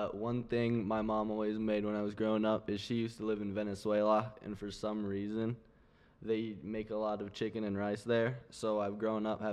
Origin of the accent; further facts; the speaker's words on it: Seattle, Washington, United States; moved away; I was born in Seattle, but I just went back earlier this summer